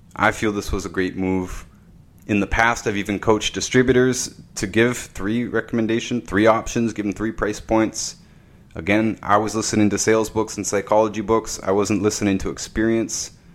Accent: Canada; I'm from Canada

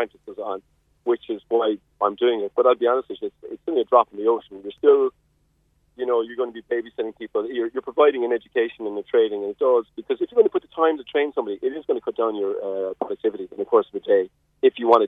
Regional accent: Carrigaline, Munster, Ireland; now in West Cork, Ireland; I grew up in Carrigaline

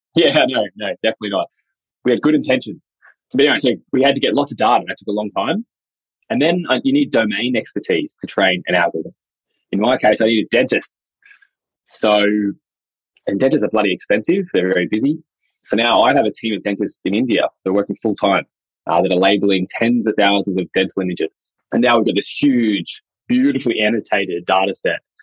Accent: Dubbo, New South Wales, Australia; I'm Wiradjuri from Dubbo in central New South Wales

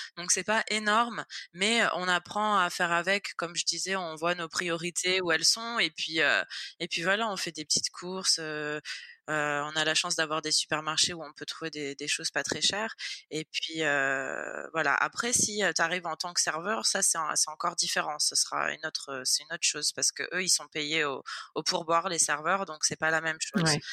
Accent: Nice, Provence-Alpes-Côte d'Azur, France; moved away as an adult; now in Florida, United States; je suis niçoise, donc je suis née à Nice. J'ai vécu 25 euh, ans à Nice

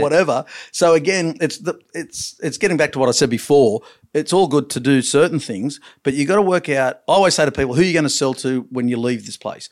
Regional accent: Long Jetty, New South Wales, Australia; I was born in Longjeady

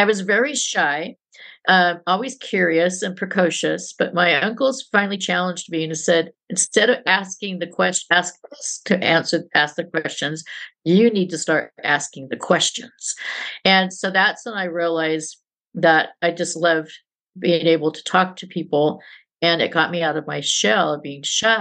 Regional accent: San Jose, California, United States; I grew up in San Jose, California

